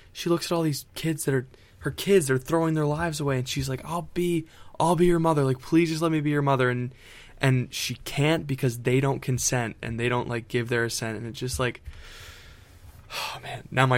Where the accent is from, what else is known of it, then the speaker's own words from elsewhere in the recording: Florida, United States; I'm from Florida, Ethan.